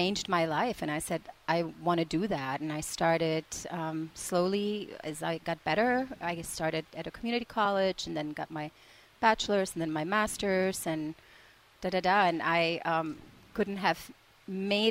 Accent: Prague, Czechia; moved away; I'm from the Czech Republic originally

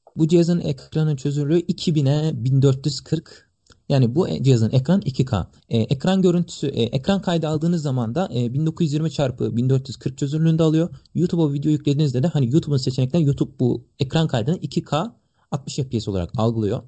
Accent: Kütahya, Turkey; also born or lived in Sakarya; Memleketim Kütahya.

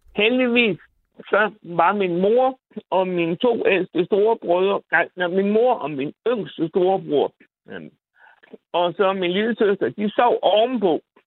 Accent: Bosnia & Herzegovina; also born or lived in Randers, Denmark / Aarhus, Denmark; now in Denmark; jeg kommer fra Bosnien

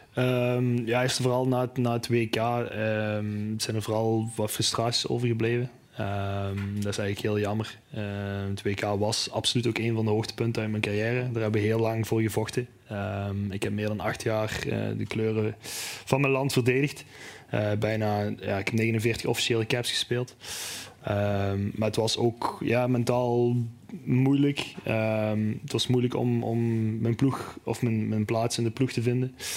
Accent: Neerpelt, Flanders, Belgium; Ik ben zelf eh, geboren en getogen in Neerpelt

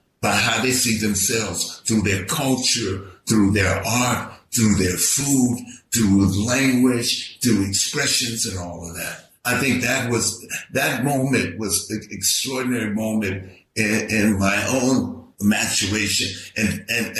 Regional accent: San Francisco, California, United States; I grew up in the Western Addition

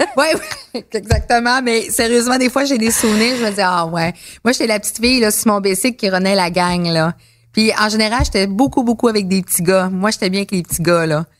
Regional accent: Abitibi, Quebec, Canada; now in Montreal, Canada; je viens de l'Abitibi

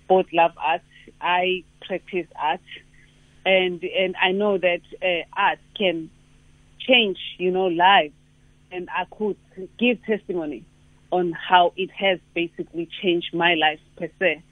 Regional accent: KwaZulu-Natal, South Africa; we are proudly South African, we are proudly uh, uh, or KZN uh, uh, humans

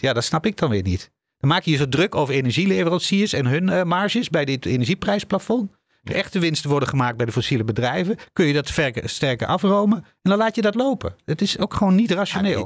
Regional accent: Netherlands; wij als Nederlanders

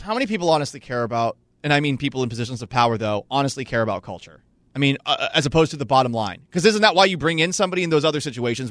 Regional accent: Massachusetts, United States; I was growing up in Massachusetts

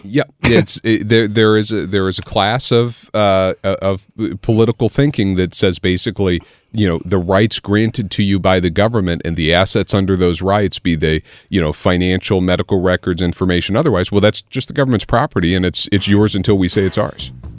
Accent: Illinois, United States; I grew up in Illinois

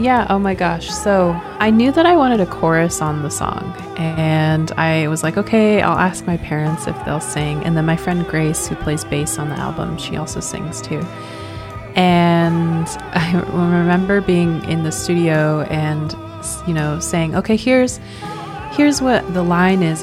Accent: Swinomish Indian Tribal Community, Washington, United States; also born or lived in Portland, Oregon; I grew up in Swinomish and when it was time to go to college, I went to college in Portland and then I just stayed there.

